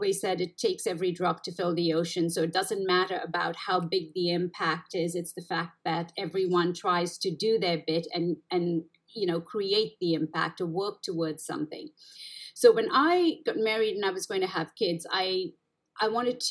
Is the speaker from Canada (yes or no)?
no; India; also born or lived in Middle East / Italy; now in United States; I was born in India, and as you know, it's a developing country, and we've seen the worst of poverty if you've actually lived and grown up in India